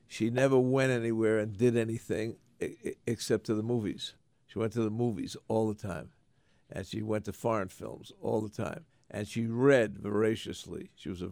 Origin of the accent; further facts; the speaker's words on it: New York City, New York, United States; moved away; I'm from 174th Street and Jerome Avenue